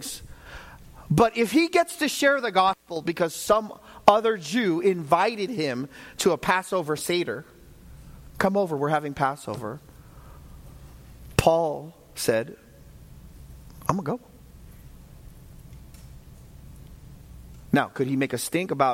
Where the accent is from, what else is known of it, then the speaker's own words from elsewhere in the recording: United States; I'm American